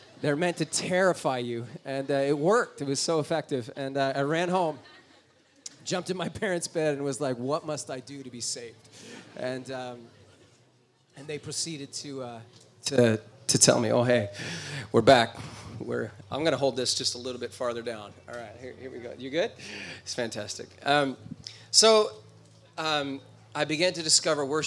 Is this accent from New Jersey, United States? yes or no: yes; New Jersey, United States; I was born in New Jersey. It's on the eastern side of the United States.